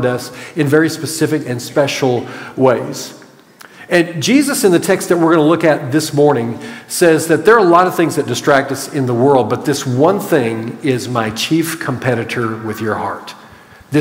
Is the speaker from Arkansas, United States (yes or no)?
yes; Clarksville, Arkansas, United States; now in Grand Prairie, United States; growing up in Clarksville, Arkansas